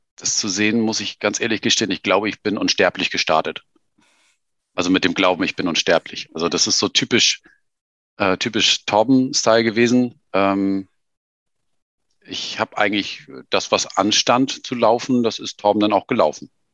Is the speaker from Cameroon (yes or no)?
no; Germany; wir kommen beide irgendwie aus Deutschland